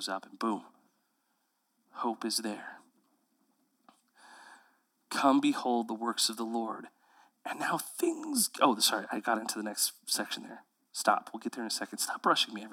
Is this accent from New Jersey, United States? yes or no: no; Houston, Texas, United States; now in Central Texas, United States; I grew up in Houston, Texas, where every river is brown